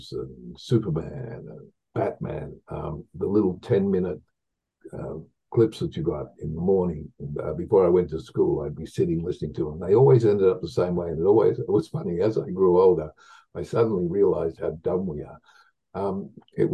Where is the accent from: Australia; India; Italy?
Australia; Victoria; moved away; I grew up on a farm in the middle of nowhere in Australia